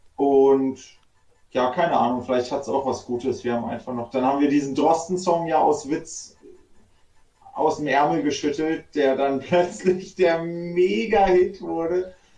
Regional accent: Göttingen, Lower Saxony, Germany; moved away as an adult; now in Berlin, Germany; wir sind ja ursprünglich aus Göttingen, sind auch groß geworden und dann irgendwann abgehauen.

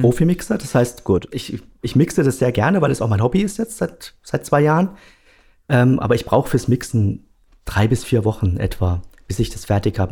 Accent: Ludwigshafen, Rhineland-Palatinate, Germany; now in Karlsruhe, Germany; Ich komme aus Ludwigshafen, ja, ursprünglich. Wobei, mittlerweile wohne ich in ah, Karlsruhe

